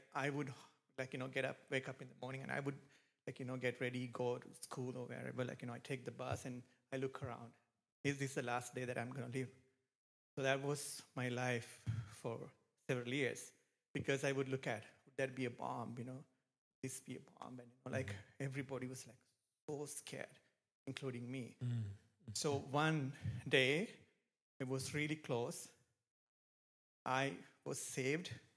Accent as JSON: {"language": "English", "country": "Sri Lanka", "tie": "born or raised there", "moved": "yes", "said": "I am from Sri Lanka. It's probably you have heard of it. It's a small island near India. It's a very beautiful country. It's a good country to live. But I grew up there"}